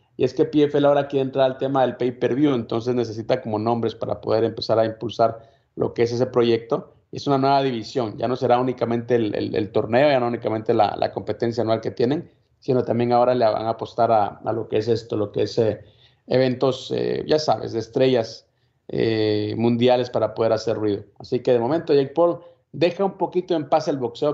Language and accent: Spanish; Guatemala; yo soy de Guatemala